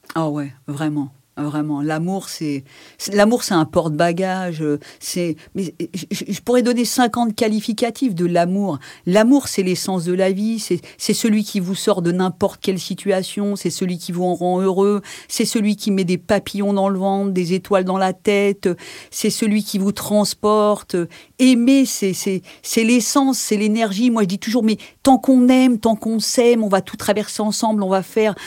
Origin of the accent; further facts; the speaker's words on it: Villejuif, Île-de-France, France; je suis née à la Pitié et j'ai grandi là-bas